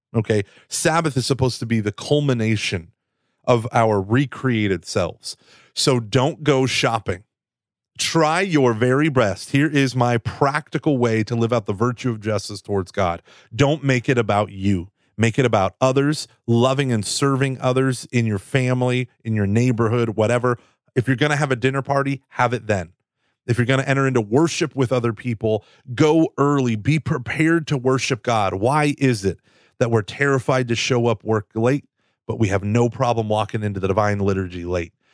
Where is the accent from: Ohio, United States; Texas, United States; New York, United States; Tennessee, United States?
Texas, United States; I'm from Texas.